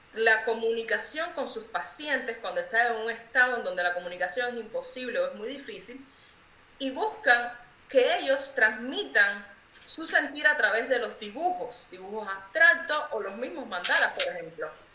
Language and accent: Spanish; Cuba; moved away as an adult; now in Cincinnati, United States; soy de Cuba